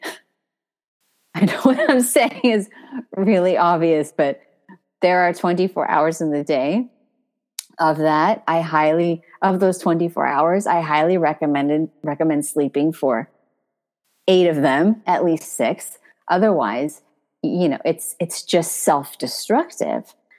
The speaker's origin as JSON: {"language": "English", "country": "United States", "moved": "as an adult", "lives_now": "Paris, France", "said": "I'm American"}